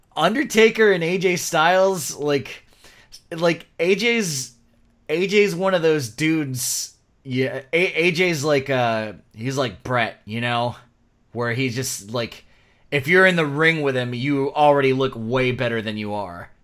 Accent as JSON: {"language": "English", "region": "Florida", "country": "United States", "said": "we're from Florida"}